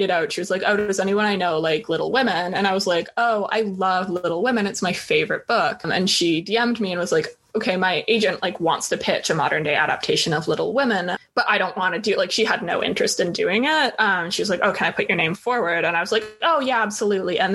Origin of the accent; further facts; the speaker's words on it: Toronto, Ontario, Canada; moved away as an adult; now in Vancouver, Canada; so I grew up in Toronto. I finished high school in Toronto